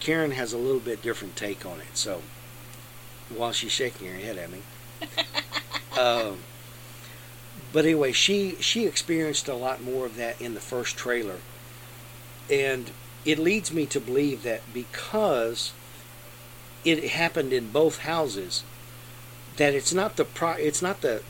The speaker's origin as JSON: {"language": "English", "town": "Lexington", "country": "United States", "tie": "born or raised there", "said": "the house I grew up in Lexington"}